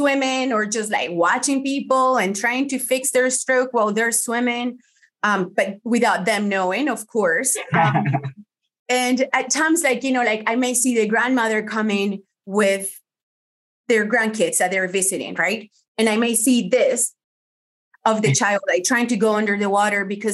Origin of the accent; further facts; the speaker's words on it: Colombia; first language Spanish; English is a second language; moved away as an adult; also born or lived in Miami, United States; now in United States; my husband and I, we moved from Colombia to the States, we lived in Miami